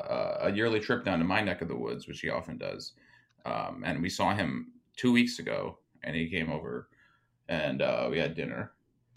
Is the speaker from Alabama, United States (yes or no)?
no; New York City, New York, United States; I'm not southern. I'm from New York City.